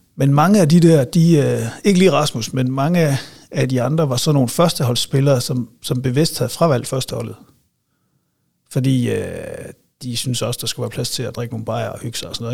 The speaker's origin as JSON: {"language": "Danish", "town": "Silkeborg", "region": "Central Denmark Region", "country": "Denmark", "tie": "born or raised there", "also_born_or_lived": "Aarhus", "said": "jeg er vokset op i øh, Nordbyen, kan man vel sige. Altså sådan Balle, Venningdal, lige derimellem"}